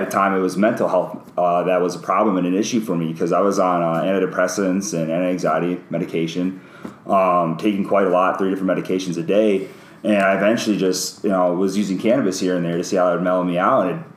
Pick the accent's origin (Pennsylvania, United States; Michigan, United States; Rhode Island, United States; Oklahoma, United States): Michigan, United States; moved away; I'm originally from Michigan.